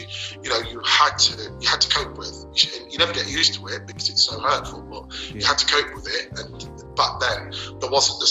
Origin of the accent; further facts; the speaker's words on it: Leicester, East Midlands, United Kingdom; Leicester was great. I can't knock Leicester as it was when I grew up.